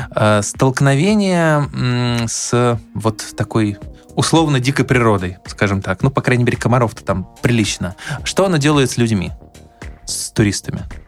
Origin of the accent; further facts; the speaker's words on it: Arkhangelsk Oblast, Russia; я, поскольку вырос в Архангельской области, я примерно представляю, что такое северная природа